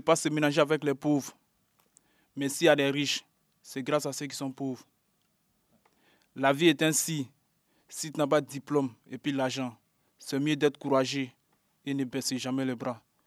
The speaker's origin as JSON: {"language": "French", "country": "Côte d’Ivoire", "moved": "yes", "lives_now": "Paris, France", "said": "Je suis ivoirien."}